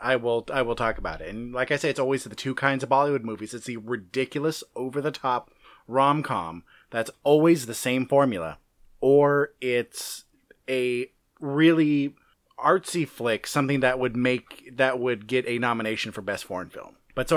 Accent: California, United States; I'm from California.

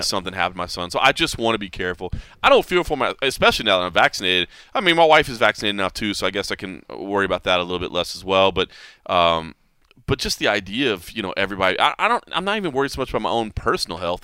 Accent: Texas, United States; moved away; Texas, my home state

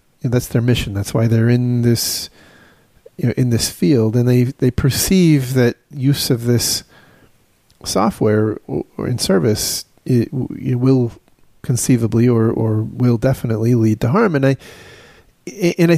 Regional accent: United States; as an American

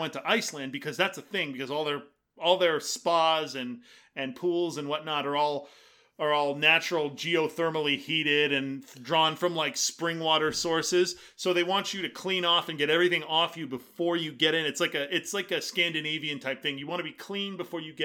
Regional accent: Fullerton, California, United States; There was one in Fullerton where I grew up.

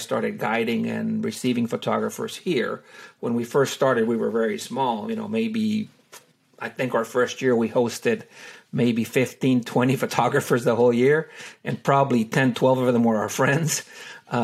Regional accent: Honduras; now in Texas, United States; I was born and raised in Honduras. I'm originally from Honduras.

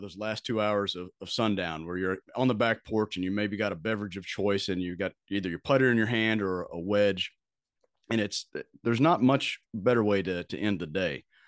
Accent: Bowling Green, Kentucky, United States; I grew up in Bowling Green, Kentucky

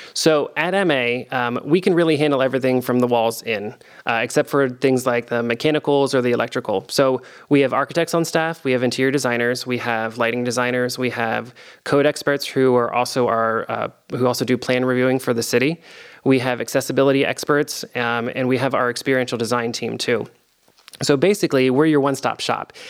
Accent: Delaware, United States; also born or lived in Virginia; now in Columbus, United States; I'm from Delaware, the state uh, originally

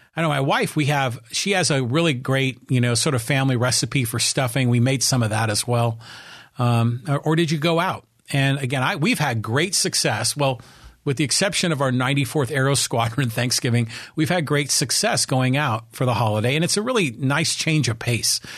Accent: Bay Area, California, United States; when I was growing up in the Bay Area

